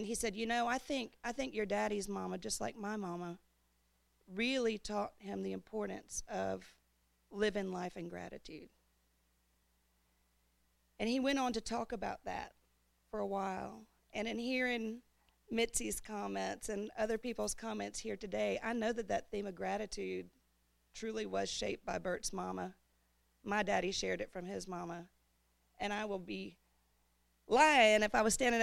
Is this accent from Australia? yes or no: no; Huntsville, Alabama, United States; that group of people we grew up with in Huntsville